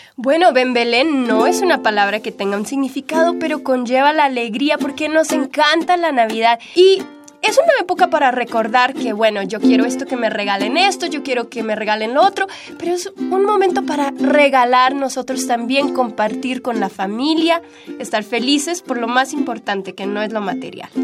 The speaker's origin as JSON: {"language": "Spanish", "town": "Kansas City", "country": "United States", "tie": "born or raised there", "also_born_or_lived": "Bogotá, Colombia", "first_language": "Spanish", "said": "yo bailaba danzas folclóricas eh, mexicanas en Kansas City, donde crecí"}